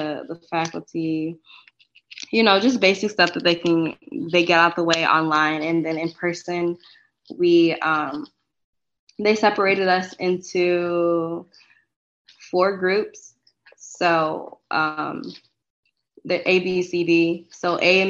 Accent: Detroit, Michigan, United States; I am from Detroit. So it was close to home, you know, close to family.

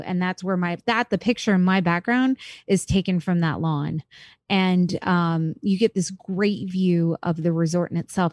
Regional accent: Florida, United States; I'm from Florida.

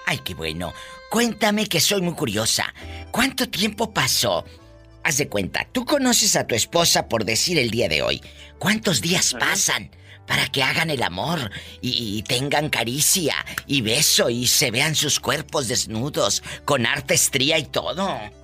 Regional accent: Mexico; Estás en México, en mi México lindo y querido. Mi tierra

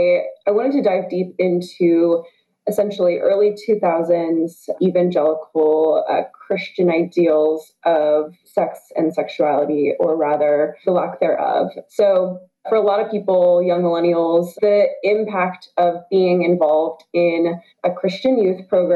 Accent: the South, United States; moved away; I'm originally from the South

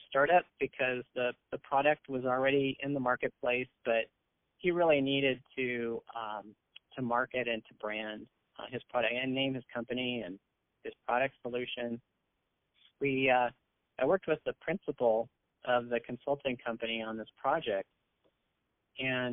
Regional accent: San Francisco Bay Area peninsula, California, United States; I actually was born in San Francisco. I'm a native Bay Arean, and I grew up on the peninsula in the San Francisco Bay Area

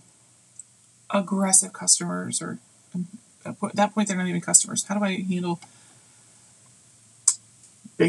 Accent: United States; for me as an American

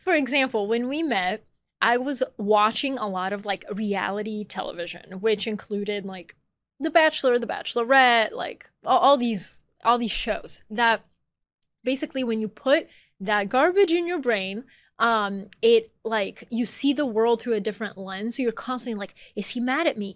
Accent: Atlanta, Georgia, United States; moved away as an adult; also born or lived in Bulgaria; now in New York, United States; I was born in Bulgaria, I grew up in Atlanta, Georgia, I moved to New York as an adult

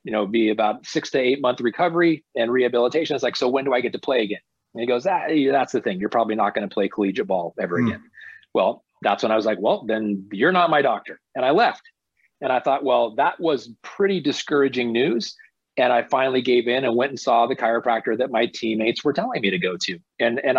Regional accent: Silicon Valley, San Francisco Bay Area, Northern California, United States; I grew up in Northern California, the Silicon Valley, San Francisco Bay Area.

